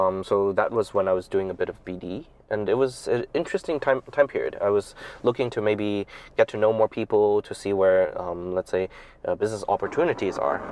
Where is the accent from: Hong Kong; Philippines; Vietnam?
Hong Kong; moved away as an adult; also born or lived in Taiwan / United States / Shanghai, China; now in China; I, I grew up in Hong Kong, and then my father is Shanghainese. Um, so I spent most of my time growing up in Hong Kong